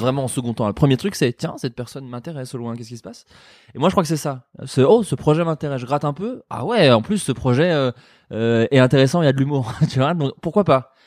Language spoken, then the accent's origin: French; Burgundy, Bourgogne-Franche-Comté, France; j'ai grandi en Bourgogne